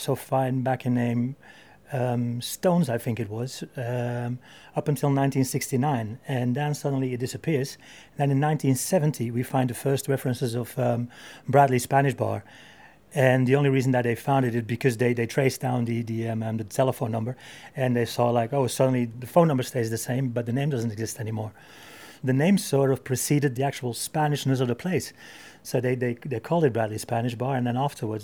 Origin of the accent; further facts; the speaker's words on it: Belgium; moved away as an adult; now in London, United Kingdom; I am not from Spain, I'm not from England, I'm actually from Belgium.